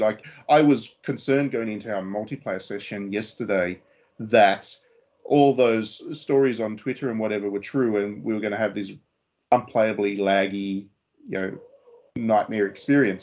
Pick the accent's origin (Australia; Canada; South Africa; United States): Australia; I was an Australian